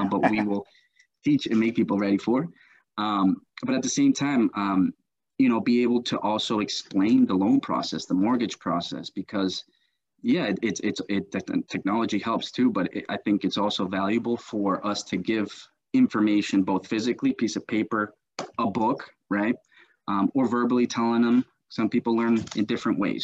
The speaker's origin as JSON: {"language": "English", "country": "United States", "tie": "born or raised there", "also_born_or_lived": "Colombia", "said": "I was born here in the United States"}